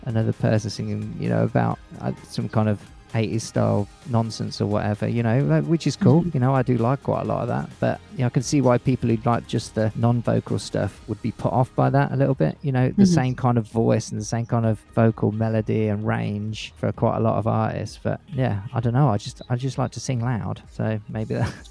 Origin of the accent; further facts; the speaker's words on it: England, United Kingdom; accent: English; I think I sound pretty English